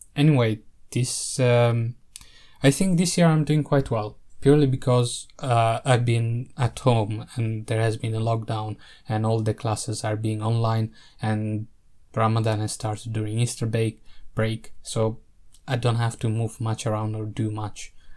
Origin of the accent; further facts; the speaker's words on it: Italy; I grew up in Italy